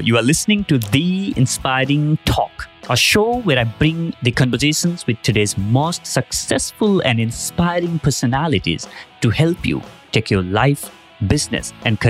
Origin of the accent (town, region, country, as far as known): India